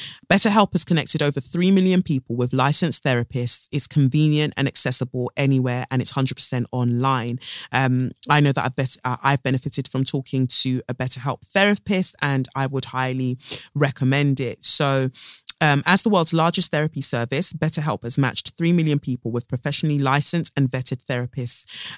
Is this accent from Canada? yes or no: no; United Kingdom; born there; Me, I am born here and I'm British.